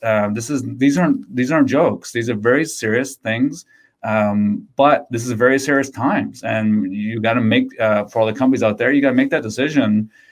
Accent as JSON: {"language": "English", "town": "Windsor", "region": "Ontario", "country": "Canada", "said": "I'm from Windsor"}